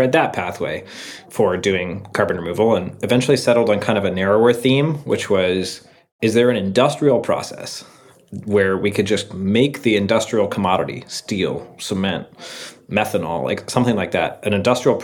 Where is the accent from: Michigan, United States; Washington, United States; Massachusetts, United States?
Washington, United States; Seattle; moved away as an adult; I grew up in Seattle